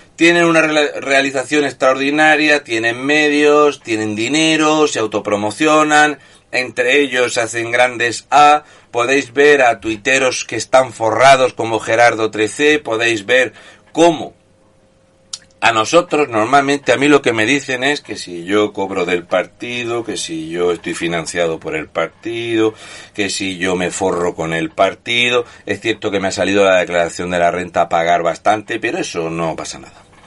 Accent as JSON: {"language": "Spanish", "region": "Region of Murcia", "country": "Spain", "said": "murciano encabronado"}